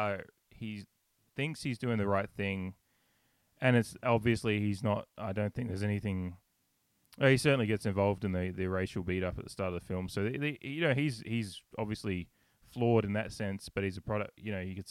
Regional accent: Australia; moved away; I'm Australian

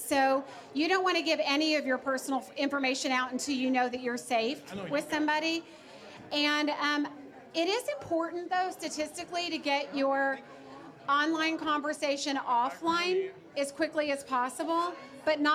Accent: Georgia, United States; I'm from Georgia

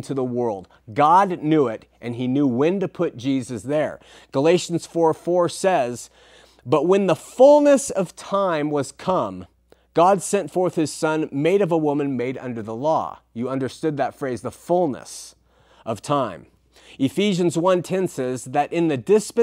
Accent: Southern California, United States; in my hometown in Southern California, my wife went to her LDS sacrament meeting

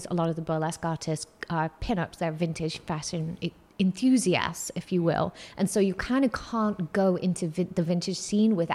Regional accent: Singapore; Um, I grew up in Singapore.

